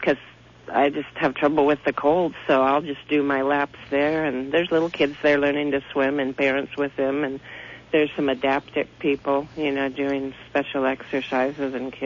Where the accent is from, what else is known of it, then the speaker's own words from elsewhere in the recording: Miami, Florida, United States; now in Santa Cruz, United States; I grew up in Miami, Florida, so I could swim almost before I could walk